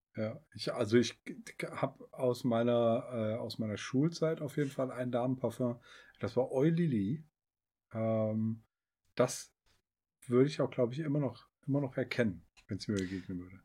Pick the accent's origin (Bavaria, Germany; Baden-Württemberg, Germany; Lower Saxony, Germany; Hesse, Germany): Hesse, Germany; Northern; wir kommen doch aus Nordhessen.